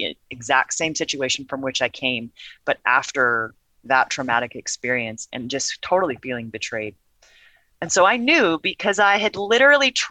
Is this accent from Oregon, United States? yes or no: yes; Portland, Oregon, United States; also born or lived in Gresham, Oregon; born and raised in Portland, Oregon